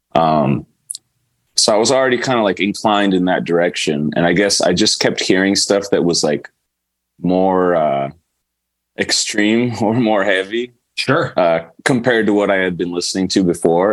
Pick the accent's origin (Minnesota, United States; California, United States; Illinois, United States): California, United States; Pleasanton; also born or lived in Canada / San Mateo; I grew up mostly in Pleasanton. So I, I, I grew up in the Bay Area